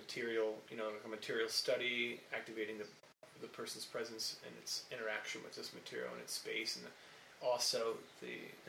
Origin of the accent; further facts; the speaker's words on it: Ohio, United States; moved away; it happens in Ohio, my hometown.